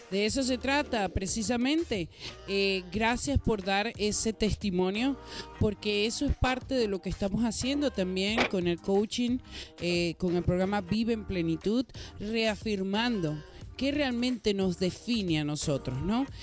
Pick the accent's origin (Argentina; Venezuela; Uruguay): Venezuela; born there; bueno, nací en Venezuela, pero tengo a mi mamá que nació en México y tengo a mi papá que nació en Venezuela, pero siempre está México presente.